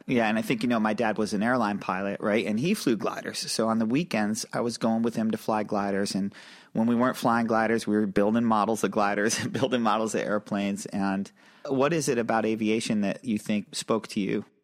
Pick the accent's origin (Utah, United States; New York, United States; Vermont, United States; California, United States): New York, United States; upstate; we're both from small towns. I'm from a small town in upstate New York